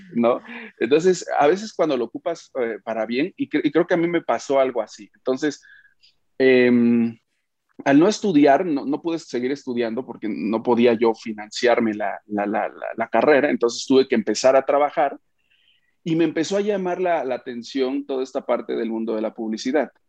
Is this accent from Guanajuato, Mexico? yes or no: no; Oaxaca, Mexico; also born or lived in Mexico City; now in Puebla, Mexico; nací en Oaxaca, me fui a México, luego me vine a Puebla, sigo en Puebla ahora